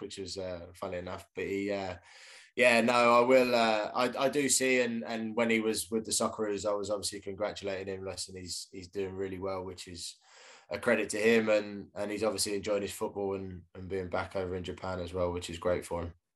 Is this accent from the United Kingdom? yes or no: yes; Reading, South East England, United Kingdom; I was born in Reading as well.